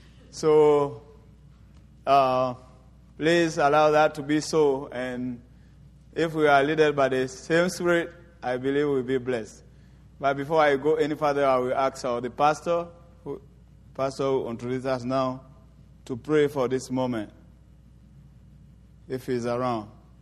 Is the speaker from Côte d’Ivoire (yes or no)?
yes; Côte d’Ivoire; first language French; English is a second language; I am from Ivory Coast. We speak French there. And please forgive me for my English somehow twisted.